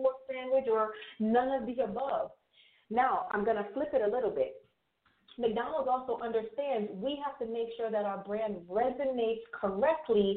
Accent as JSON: {"language": "English", "country": "Jamaica", "said": "I am Jamaican West Indies, right? So as a Jamaican"}